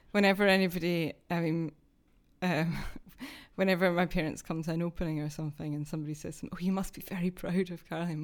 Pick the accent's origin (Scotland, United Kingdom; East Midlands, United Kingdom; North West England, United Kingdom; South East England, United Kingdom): Scotland, United Kingdom; Dunfermline; also born or lived in Glasgow; now in London, United Kingdom; I'm actually from the east coast of Scotland, which is a slightly different accent